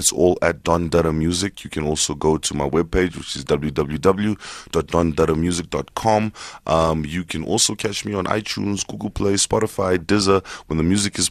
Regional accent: Zimbabwe; now in South Africa; I was born in Zimbabwe

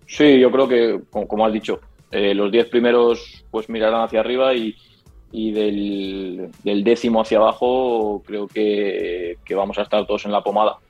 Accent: Rocafort, Valencian Community, Spain; moved away as an adult; also born or lived in Liverpool, England / Netherlands; now in Nantes, France; mi pueblo, eh, donde vivo en Valencia, en Rocafort

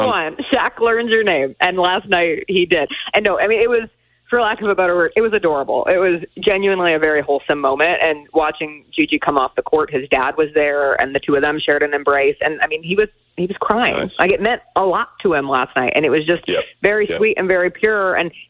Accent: Denver, Colorado, United States; now in Memphis, United States; I grew up in Denver

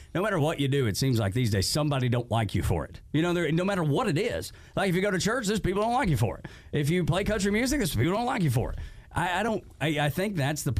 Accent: Dalton, Georgia, United States; I grew up in Dalton.

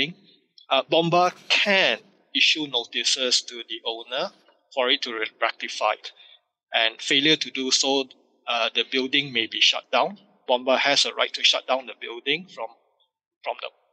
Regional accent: Malaysia

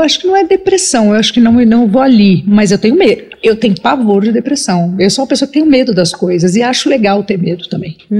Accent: Brazil; Que é onde eu nasci

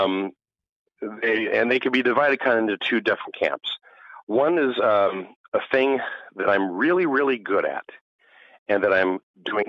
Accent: United States; I'm an American

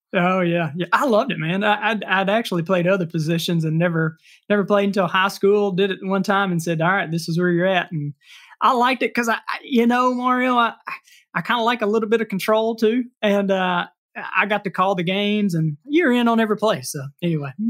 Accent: Mississippi, United States; I am from Mississippi. I was raised here, but we traveled a good bit and moved back

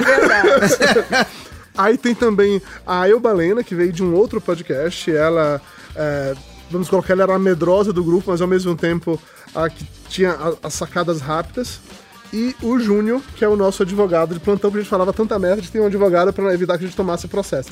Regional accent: Amargosa, Bahia, Brazil; moved away as an adult; also born or lived in Salvador; now in São Paulo, Brazil; eu sou de uma cidade do interior da Bahia. Quando me mudei para Salvador para estudar

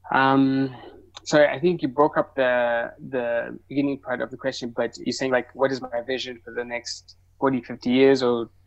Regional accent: Zimbabwe; English is a second language; also born or lived in South Africa / Ethiopia; So I'm Ethiopian from East Africa. That's but I grew up in like Zimbabwe, South Africa. Uh, um, so that's so that's where I'm from. That's where my family is, and so I go visit.

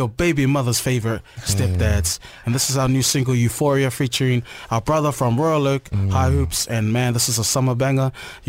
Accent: Auckland, New Zealand; We're from Onehunga

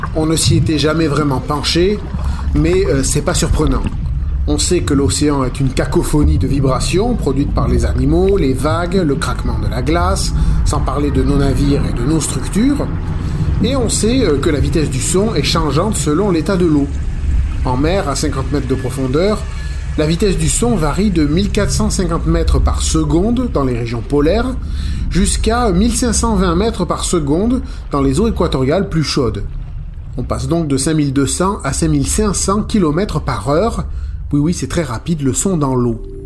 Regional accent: Saint Lawrence, Quebec, Canada; chez nous, dans le Saint-Laurent

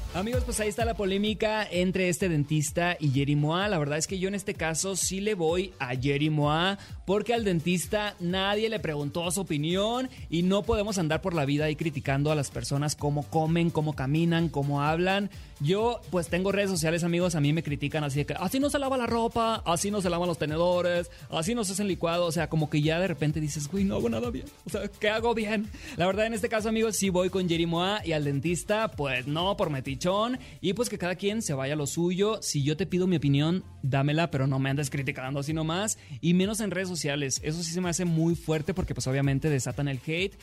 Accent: Mexico; siempre voy a ser mexicano, siempre lo primero va a ser México

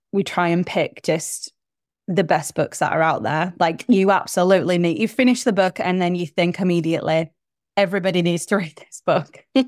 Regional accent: United Kingdom; moved away as an adult; now in New Zealand; I am originally from the U K, as you can tell by my accent

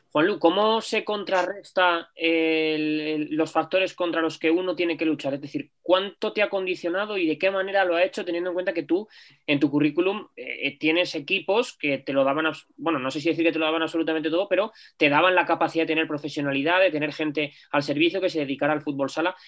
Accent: Algete, Community of Madrid, Spain; yo soy de Algete

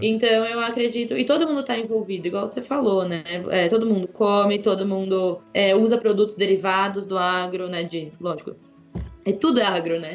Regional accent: São Paulo, Brazil; moved away as an adult; also born or lived in Piracicaba; now in Tasmania, Australia; eu cresci em São Paulo

